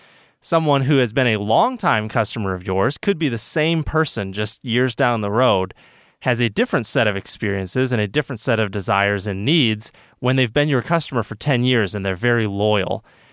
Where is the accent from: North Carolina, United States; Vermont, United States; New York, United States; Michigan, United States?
Michigan, United States; I grew up swimming. I'm from Michigan, so I was always swimming in lakes and stuff like